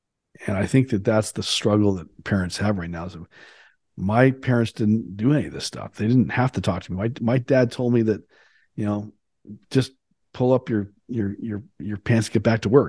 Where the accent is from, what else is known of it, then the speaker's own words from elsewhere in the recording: Canada; for me, it was 18 because I grew up in Canada